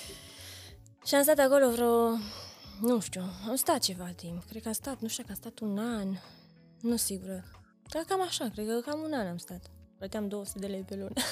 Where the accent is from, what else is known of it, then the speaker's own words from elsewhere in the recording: Reghin, Mureș County, Romania; now in Cluj-Napoca, Romania; eu sunt din județul Mureș